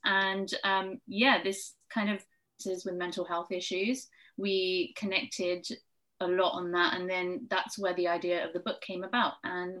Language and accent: English; London, United Kingdom; I'm from London.